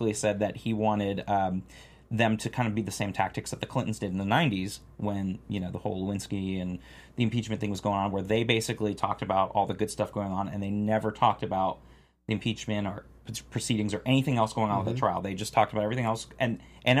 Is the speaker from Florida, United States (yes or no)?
yes; Florida, United States; moved away; I'm from Florida originally, another big swing state.